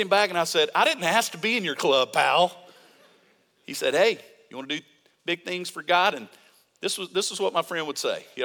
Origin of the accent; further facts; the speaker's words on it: Mississippi, United States; I'm from Mississippi